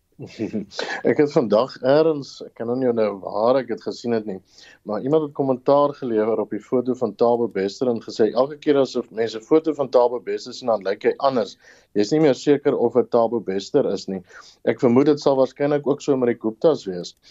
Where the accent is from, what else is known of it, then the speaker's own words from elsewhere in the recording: South Africa; as Suid-Afrikaners